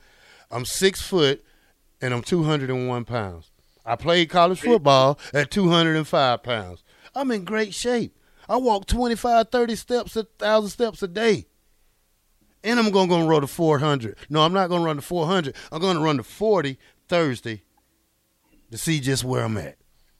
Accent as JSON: {"language": "English", "region": "the South", "country": "United States", "said": "Me neither. I'm from the South. I know how we play down there."}